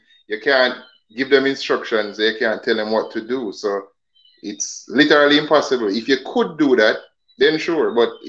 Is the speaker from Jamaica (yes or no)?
yes; Jamaica